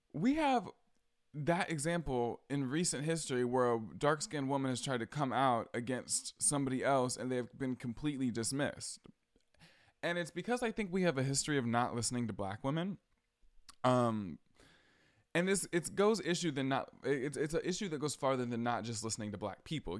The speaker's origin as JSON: {"language": "English", "region": "Georgia", "country": "United States", "also_born_or_lived": "Boston", "said": "I'm from Georgia. I live in Atlanta."}